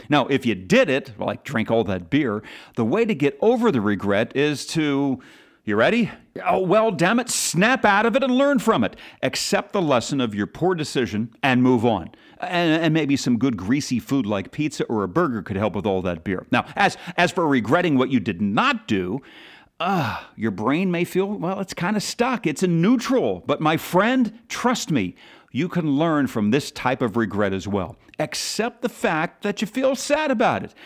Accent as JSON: {"language": "English", "town": "Philadelphia", "region": "Pennsylvania", "country": "United States", "tie": "born or raised there", "said": "my hometown team, the Eagles"}